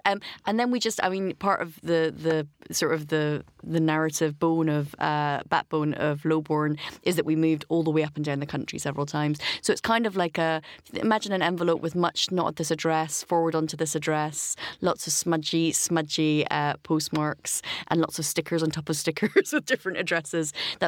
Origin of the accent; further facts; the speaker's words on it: Aberdeen, Scotland, United Kingdom; born there; I was born in Aberdeen to a matriarchal clan of fishwives and fishermen.